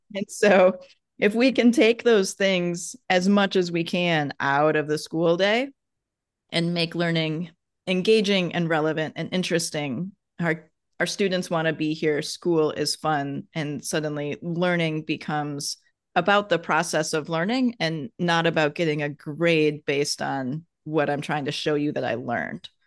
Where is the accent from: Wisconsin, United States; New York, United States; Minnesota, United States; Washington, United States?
Wisconsin, United States; I'm from Wisconsin and we have lots of, like, idioms and adages in the Midwest